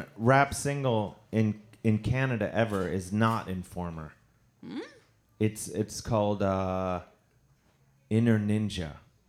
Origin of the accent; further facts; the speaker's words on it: Cleveland, Ohio, United States; I'm from Cleveland.